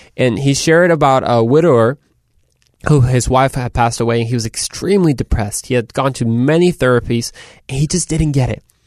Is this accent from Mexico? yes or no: yes; Mexico; So de Mexico. I'm from Mexico.